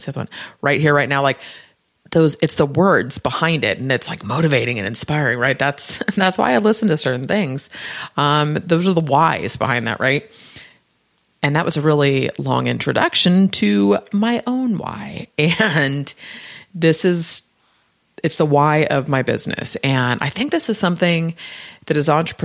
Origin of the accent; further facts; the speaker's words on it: Bay Area, Northern California, United States; I'm from the Bay Area.